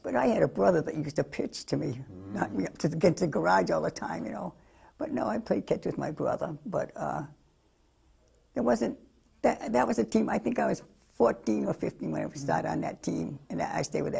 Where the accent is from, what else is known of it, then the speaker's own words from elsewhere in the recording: Pawtucket, Rhode Island, United States; moved away as an adult; now in South Bend, United States; I was born in Rhode Island and in Pawtucket and brought up in Rhode Island.